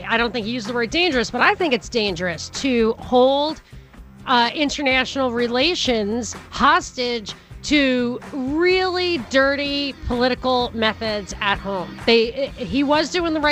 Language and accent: English; New York, United States; I grew up in New York